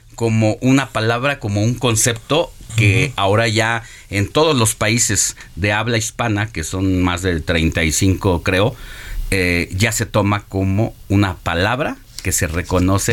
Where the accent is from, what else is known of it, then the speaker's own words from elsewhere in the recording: Mexico; nos da entidad e identidad como mexicanos